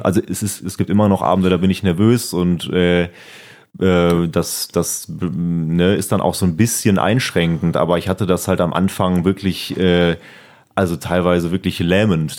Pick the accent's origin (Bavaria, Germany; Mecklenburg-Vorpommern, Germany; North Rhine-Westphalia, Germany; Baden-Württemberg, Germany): North Rhine-Westphalia, Germany; Siegburg; bald auch eine Mixshow in Siegburg, das ist ja meine Heimat